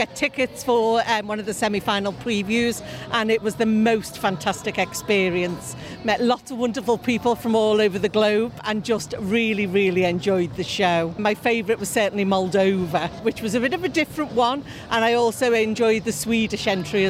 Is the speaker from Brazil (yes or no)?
no; Germany; born there; I'll be dressing as Germany. I was born in Germany. My dad was in the army.